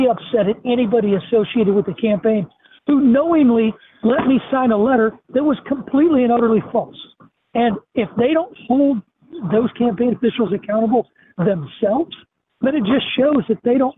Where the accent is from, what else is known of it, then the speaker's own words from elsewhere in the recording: Illinois, United States; my home state of Illinois